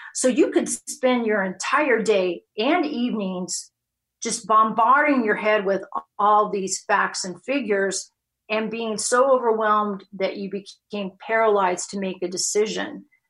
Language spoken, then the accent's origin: English; West Coast, United States; moved away as an adult; also born or lived in Chicago; now in Texas, United States; born and raised on the West Coast